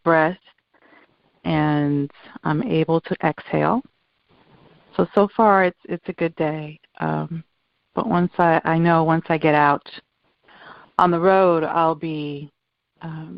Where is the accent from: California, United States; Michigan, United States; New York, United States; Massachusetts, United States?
New York, United States; moved away as an adult; now in Florida, United States; I am a first generation Dominican. I was born in New York in the 60s